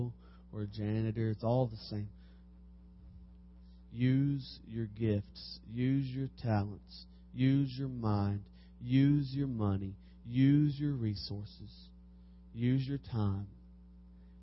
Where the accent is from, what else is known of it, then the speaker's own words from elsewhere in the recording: Harrodsburg, Kentucky, United States; I'm from Harrodsburg, Kentucky, Mercer County